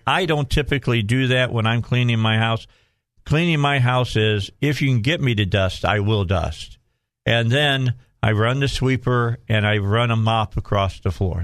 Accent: outside of Chicago, Illinois, United States; now in Arkansas, United States; I grew up outside of Chicago.

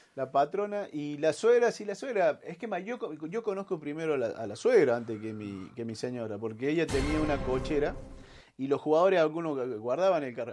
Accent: Córdoba, Argentina; Ahí en el barrio me hice de talleres

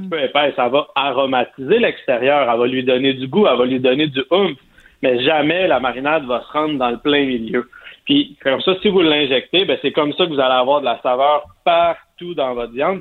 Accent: Sainte-Madeleine, Quebec, Canada; je viens de Sainte-Madeleine, la rive de Montréal

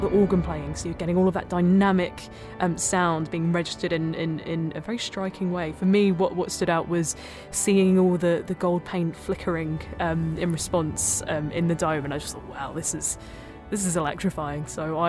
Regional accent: London, United Kingdom; as a Londoner

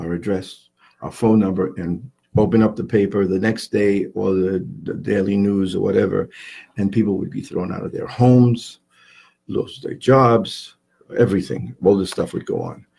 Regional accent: New York City, New York, United States; also born or lived in Long Island / Puerto Rico; now in Yarmouth Port, United States; I was born and raised in in Manhattan in New York

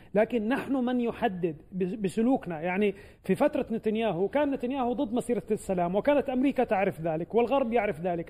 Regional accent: Palestine; لنا كفلسطينيين

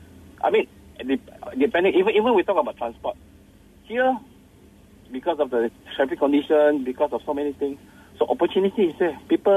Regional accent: Sarawak, Malaysia; now in Kuala Lumpur, Malaysia; I thought of moving back to my hometown because I miss my hometown a lot.

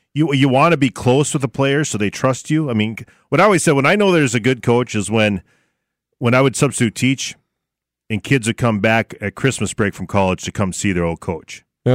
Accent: Barnesville, United States; you mentioned my hometown.

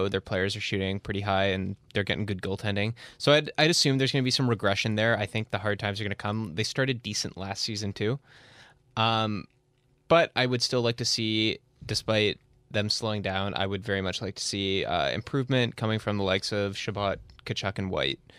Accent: Canada; Boo, we're Canadian.

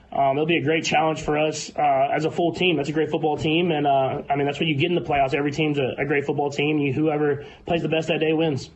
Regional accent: Texas, United States; moved away as an adult; now in Kansas City, United States; I grew up in Texas

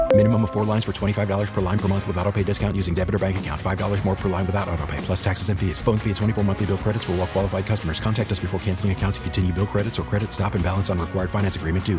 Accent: Grove City, United States; I can't pretend to say that I grew up in a city that there was a heavy Jewish influence. There certainly was not. growing up in Grove City

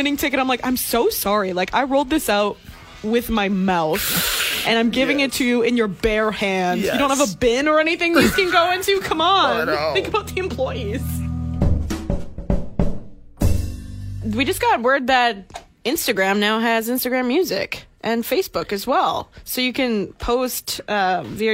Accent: Canada; Being Canadian

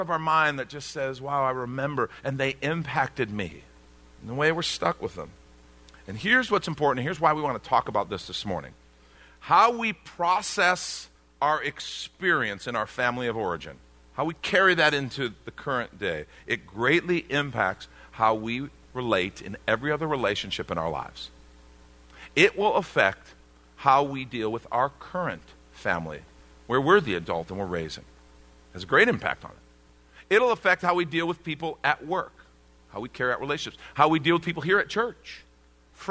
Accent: United States; growing up in the States

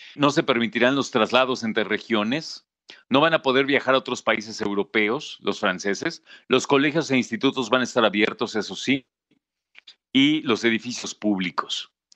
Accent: Mexico; como mexicano

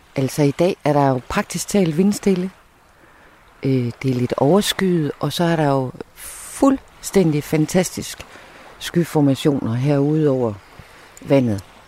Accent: Skanderborg, Central Denmark Region, Denmark; moved away as an adult; now in Samsø, Denmark; nu kommer jeg fra Skanderborg. Øh, og det var også en lille by, da jeg var ung

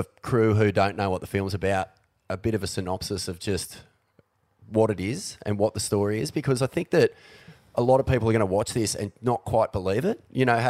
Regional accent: New Brighton, Canterbury, New Zealand; I grew up in New Brighton

